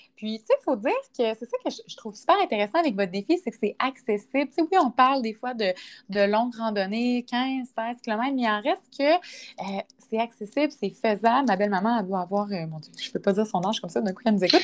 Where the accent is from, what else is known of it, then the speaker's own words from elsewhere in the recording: Quebec City region, Canada; Moi, je suis de la région de Québec